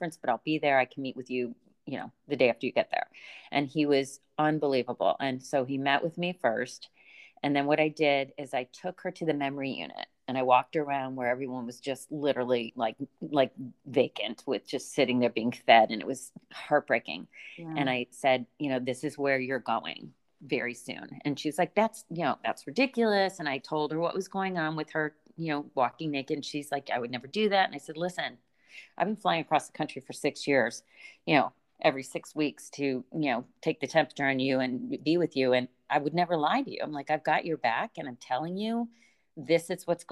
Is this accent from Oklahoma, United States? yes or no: no; Boston, Massachusetts, United States; moved away; I'm from Boston